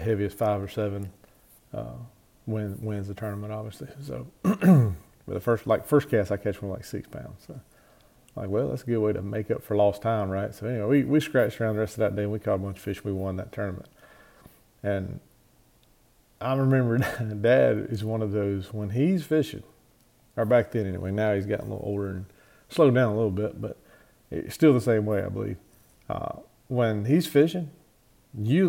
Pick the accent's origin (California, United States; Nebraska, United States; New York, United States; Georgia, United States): Georgia, United States; Cordele; We grew up on Lake Blacks here, which is in kind of south central Georgia and Crisp County right outside of Cordial.